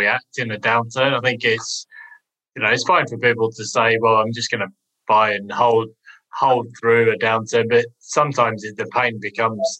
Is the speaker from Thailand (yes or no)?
no; United Kingdom; being a Brit, I've lived through some quite spectacular booms and busts